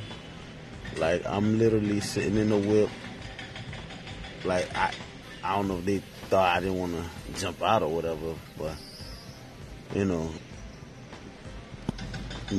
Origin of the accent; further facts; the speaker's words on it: New York, United States; also born or lived in Haiti (ancestry); now in North Miami, United States; I'm originally from New York.